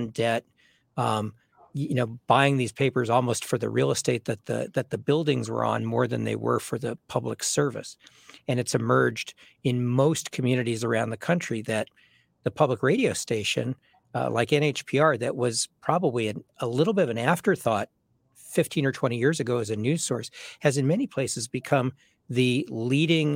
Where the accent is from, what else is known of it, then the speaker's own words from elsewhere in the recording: Los Angeles, California, United States; moved away as an adult; also born or lived in New York City / Jacksonville, Florida / Kansas City; now in Concord, United States; the Los Angeles Times, which is my hometown paper